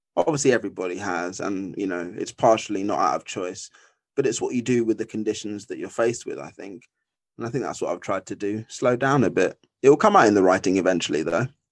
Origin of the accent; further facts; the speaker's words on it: Essex, East of England, United Kingdom; moved away as an adult; now in London, United Kingdom; I was originally born in Essex